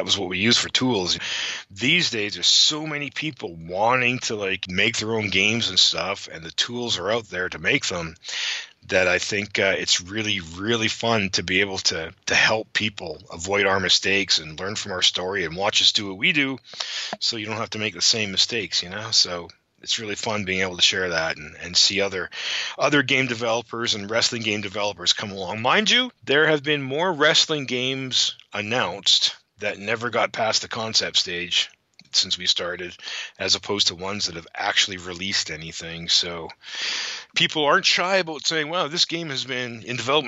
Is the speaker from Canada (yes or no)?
yes; Canada; I'm a Canadian boy at heart